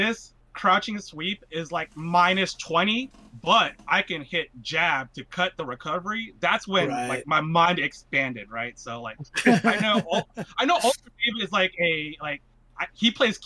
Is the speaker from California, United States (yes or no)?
yes; Northern California, United States; I grew up in NorCal